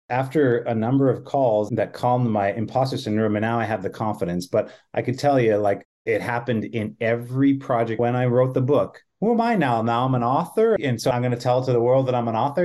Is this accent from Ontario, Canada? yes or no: no; Manitoba, Canada; I'm a Canadian, uh, I grew up in Manitoba